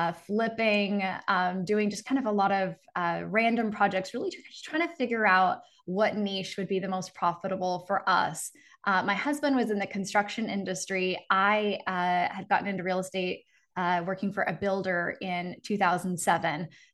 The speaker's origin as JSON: {"language": "English", "town": "Seattle", "region": "Washington", "country": "United States", "moved": "as an adult", "lives_now": "Phoenix, United States", "said": "So I'm originally from Seattle, Washington, the Pacific Northwest. And for about 9 months, I've been in Phoenix, Arizona."}